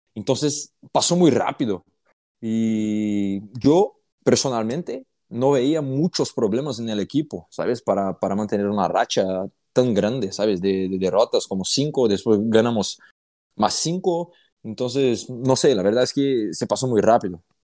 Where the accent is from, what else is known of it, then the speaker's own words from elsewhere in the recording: Franca, São Paulo, Brazil; Spanish is a second language; moved away as an adult; now in Fuenlabrada, Spain; vengo de una ciudad que el baloncesto es el primer deporte en la ciudad